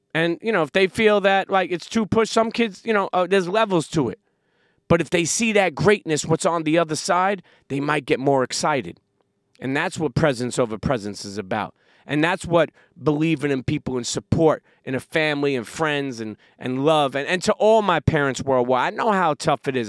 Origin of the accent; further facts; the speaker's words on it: New York City, New York, United States; I grew up in Brooklyn, New York